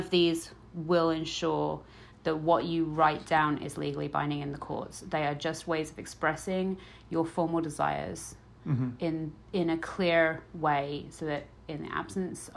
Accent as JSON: {"language": "English", "country": "United Kingdom", "said": "I'm British"}